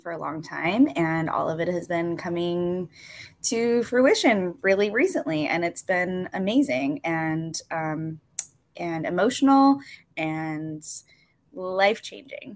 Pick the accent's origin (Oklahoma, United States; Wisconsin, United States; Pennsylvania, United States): Wisconsin, United States; I grew up in Wisconsin. I am a Midwesterner